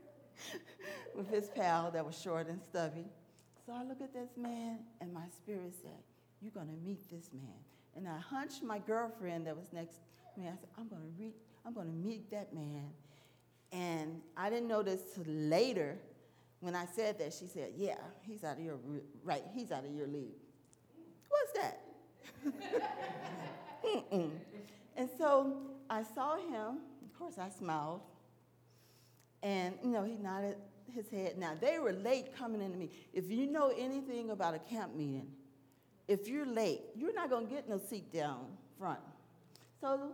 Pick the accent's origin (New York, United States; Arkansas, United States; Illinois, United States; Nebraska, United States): Arkansas, United States; I'm from Arkansas